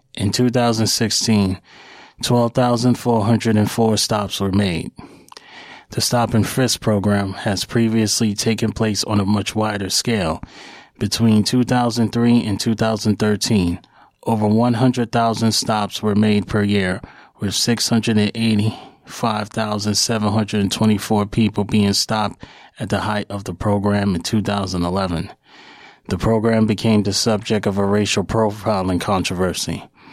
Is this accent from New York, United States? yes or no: yes; New York City, New York, United States; somebody who is a descendant of Black Wall Street who was born and raised in New York City